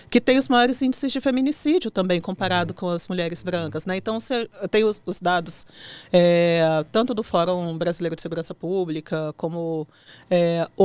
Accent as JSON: {"language": "Portuguese", "town": "Brasília", "region": "Federal District", "country": "Brazil", "said": "sou aqui de Brasília."}